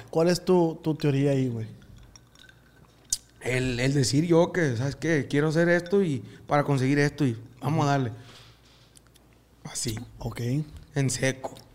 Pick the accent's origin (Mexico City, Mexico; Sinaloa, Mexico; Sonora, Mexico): Sonora, Mexico; Hornos; del mismo pueblo de donde soy yo. ¿Cómo se llama el pueblo, Hornos, Hornos Sonora. De ahí.